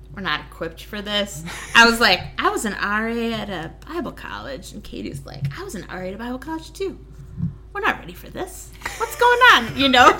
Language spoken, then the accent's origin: English; Waukesha, Wisconsin, United States; I grew up in Waukesha, which is in Waukesha County